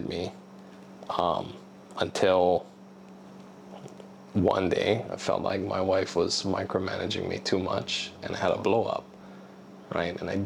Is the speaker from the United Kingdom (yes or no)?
no; Oahu, Hawaii, United States; now in Maui, United States; I didn't grow up on this island. Okay. I grew up on Oahu